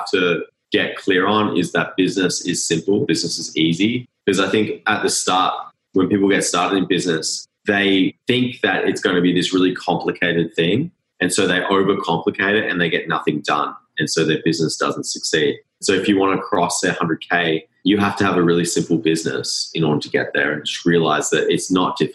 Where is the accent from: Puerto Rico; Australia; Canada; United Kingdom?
Australia; I think one aspect too, growing up in Australia, I don't know if you guys notice this, but there's the tall poppy syndrome